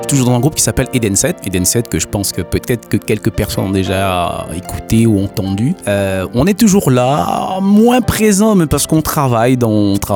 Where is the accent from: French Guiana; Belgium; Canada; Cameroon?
French Guiana; moved away as an adult; also born or lived in Haiti; now in France; mes parents euh, qui sont partis vivre en Guyane et puis nous ont fait rentrer. À l'âge de deux ans, je suis arrivé en Guyane.